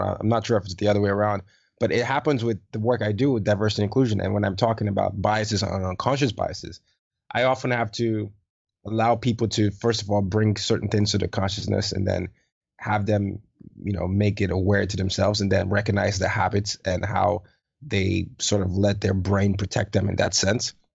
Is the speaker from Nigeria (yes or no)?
yes; Nigeria; I'm Nigerian